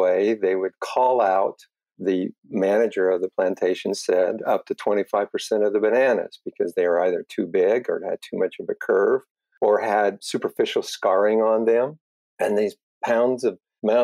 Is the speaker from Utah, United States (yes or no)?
yes; Wasatch Valleys, Utah, United States; also born or lived in Michigan; I grew up in the Wasatch Valleys in Utah, and it was a family farm